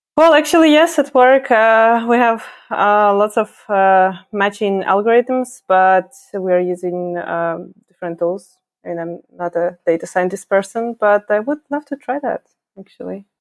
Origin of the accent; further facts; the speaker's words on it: Ukraine; moved away as an adult; now in Berlin, Germany; I am originally from Ukraine. I'm not German. I moved to Germany around five years ago